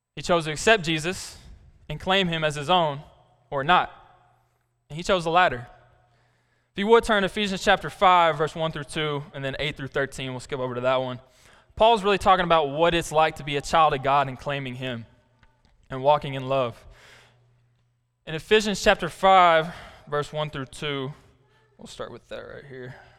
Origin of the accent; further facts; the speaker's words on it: Black Rock, Arkansas, United States; I'm from Black Rock, Arkansas. I went to high school there till it shut down